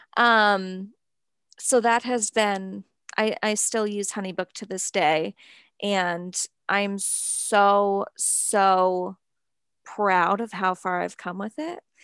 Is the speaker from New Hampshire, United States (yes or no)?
yes; New Hampshire, United States; growing up in New Hampshire and, like, a small town